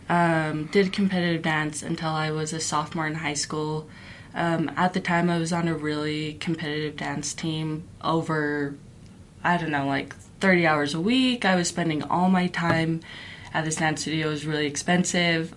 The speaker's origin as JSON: {"language": "English", "region": "Utah", "country": "United States", "tie": "born or raised there", "also_born_or_lived": "New Mexico / Philippines", "said": "growing up in Utah County"}